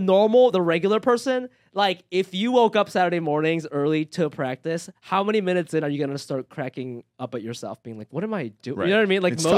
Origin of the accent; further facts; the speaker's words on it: Japan; also born or lived in Ohio, United States / New York, United States; now in Los Angeles, United States; I'm from Ohio. Well, I grew up in Japan, moved to Ohio, and then I was in New York for 13 years, and I moved here